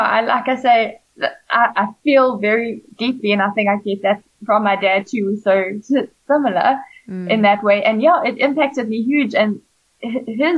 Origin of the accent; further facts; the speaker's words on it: KwaZulu-Natal, South Africa; Comrades was something you watched as kids growing up in South Africa. And I was fortunate I live in KZN where the Comrades Marathon